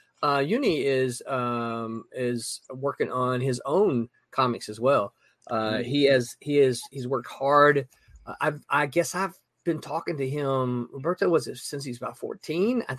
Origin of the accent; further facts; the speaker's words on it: Mississippi, United States; What's up, Mississippi? My home state